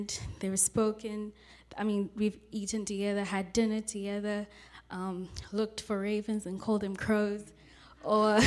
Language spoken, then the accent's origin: English; South Africa; moved away as an adult; now in California, United States; I'm from South Africa, and I grew up in the Church of Christ